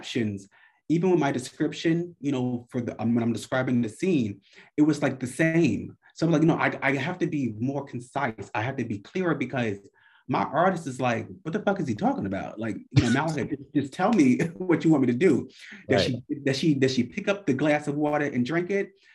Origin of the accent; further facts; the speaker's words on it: New York, United States; I'm from New York